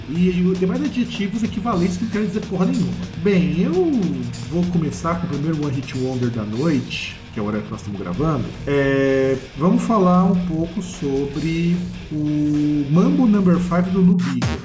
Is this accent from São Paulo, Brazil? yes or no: yes; São Paulo, Brazil; a gente é de São Paulo